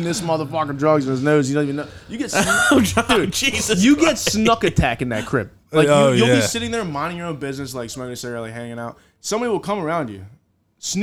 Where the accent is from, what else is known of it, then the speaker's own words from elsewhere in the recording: Pensacola, Florida, United States; my friends that I grew up with in Pensacola